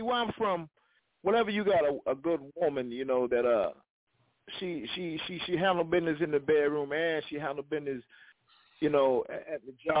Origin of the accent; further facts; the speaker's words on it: Springfield, South Carolina, United States; now in Orangeburg, United States; I'm originally from Springfield, South Carolina, but I reside in Orangeburg.